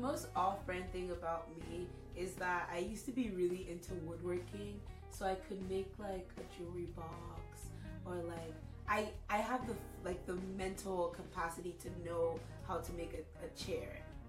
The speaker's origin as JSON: {"language": "English", "country": "Niger", "moved": "yes", "said": "I am from Niger."}